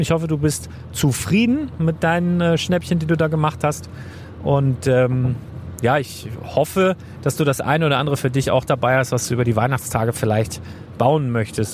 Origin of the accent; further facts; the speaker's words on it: Northern Germany, Germany; für mich als Norddeutscher